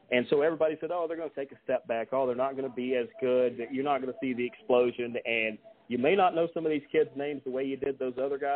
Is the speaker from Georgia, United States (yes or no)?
yes; Dallas, Georgia, United States; I see how many people are from Paulding County because my hometown is Dallas. I live